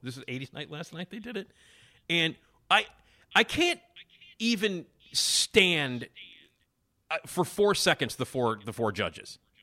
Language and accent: English; Chicago, Illinois, United States; accent: Chicago; I'm from Chicago, and I got the ridiculous Chicago accent, as you can all hear